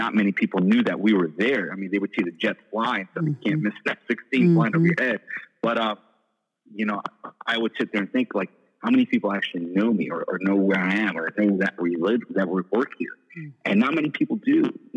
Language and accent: English; New York City, New York, United States; I was born and raised in New York City